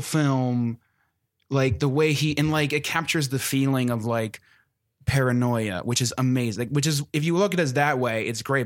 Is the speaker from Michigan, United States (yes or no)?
no; Maryland, United States; I'm from Maryland